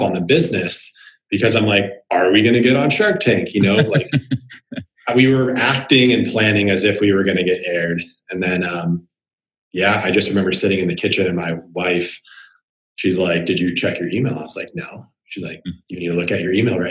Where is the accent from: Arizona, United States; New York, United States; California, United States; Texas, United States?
Arizona, United States; Phoenix; I grew up in Phoenix watching Charles Barkley